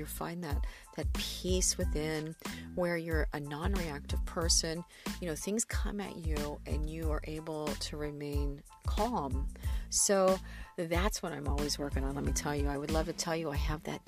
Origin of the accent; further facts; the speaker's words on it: the Ozarks, southern Missouri, United States; moved away as an adult; also born or lived in Los Angeles, California; now in California, United States; It's right in the center of the Midwest, southern Missouri, actually